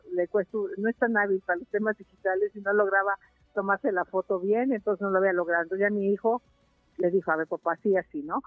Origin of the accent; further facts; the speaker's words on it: Mexico; países similares a nosotros